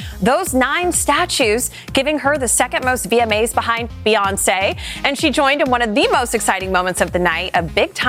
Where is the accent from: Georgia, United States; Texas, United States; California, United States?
Texas, United States; I am from Texas